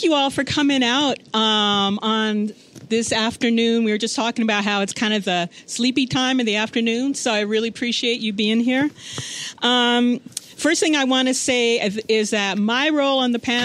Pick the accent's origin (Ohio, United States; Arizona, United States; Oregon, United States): Ohio, United States; Yellow Springs; now in California, United States; I'm from Southern Ohio, hour out of Cincinnati, a very small town called Yellow Springs. And it's a college town. It's surrounded by farms. But growing up, I was never involved in farming